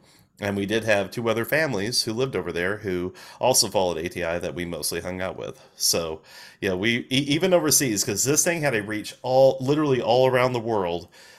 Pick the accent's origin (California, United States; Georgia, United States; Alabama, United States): Alabama, United States; also born or lived in England; We lived there, and then we moved back to Alabama, and I lost my accent.